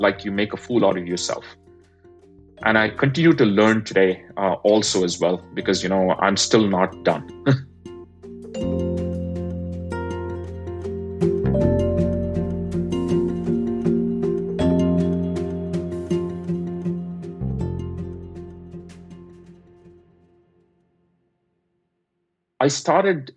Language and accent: English; India; moved away; I'm an immigrant, I grew up in India